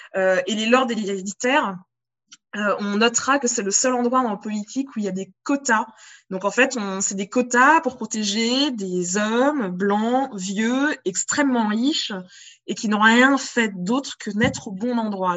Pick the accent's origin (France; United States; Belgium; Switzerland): France; en tant que française, en bonne française